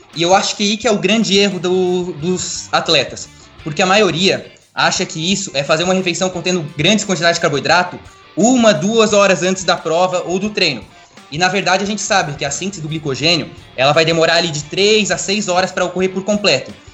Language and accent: Portuguese; Atalanta, Santa Catarina, Brazil; now in Blumenau, Brazil; eu sou natural de Atalanta, Santa Catarina, uma cidade interior que tem 3 mil habitantes